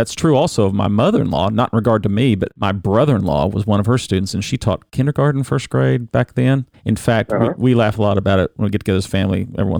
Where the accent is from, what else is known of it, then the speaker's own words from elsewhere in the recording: Benton, Illinois, United States; … is a native of Benton, Illinois, my hometown.